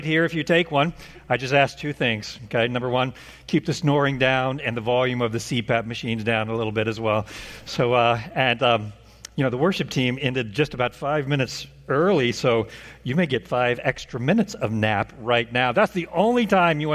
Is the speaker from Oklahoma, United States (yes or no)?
yes; Oklahoma, United States; moved away as an adult; now in Indiana, United States; That pick taken from Zillow was my childhood middle class 3-bedroom, 2-bath, 1,400 square foot home. That was the home that I knew all of my life. After I moved away from Oklahoma to Indiana, this state